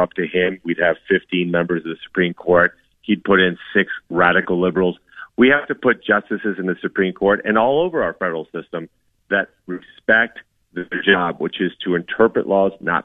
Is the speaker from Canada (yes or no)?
no; Colombia; now in United States; I was born in Colombia, South America